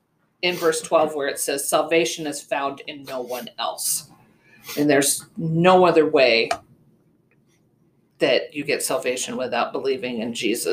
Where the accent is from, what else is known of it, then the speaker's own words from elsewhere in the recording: Arizona, United States; moved away as an adult; also born or lived in Michigan / California; I grew up in Arizona. We met at Calvin College. We moved out to California for 5 years, and then we moved here.